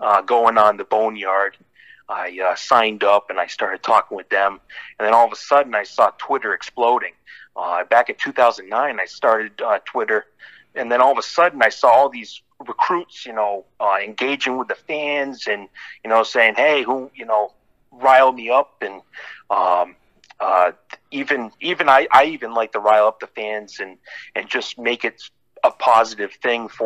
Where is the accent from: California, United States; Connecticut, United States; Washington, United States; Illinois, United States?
Connecticut, United States; I'm 31 years old. I'm from Connecticut.